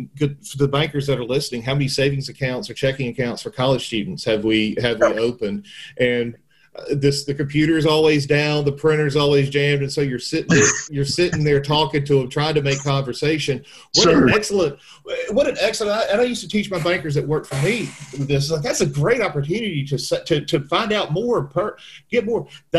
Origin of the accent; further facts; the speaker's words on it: the South, United States; You're from Memphis, we're from the South, we can use expressions like that.